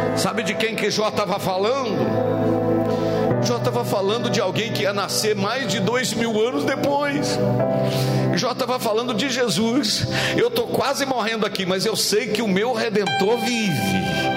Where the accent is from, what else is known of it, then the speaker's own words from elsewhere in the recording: Minas Gerais, Brazil; como um bom mineiro